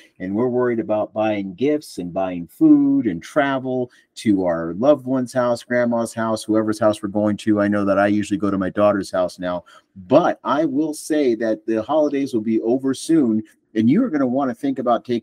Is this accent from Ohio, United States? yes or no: no; Buffalo, New York, United States; I grew up in the Niagara region. I grew up in Buffalo, New York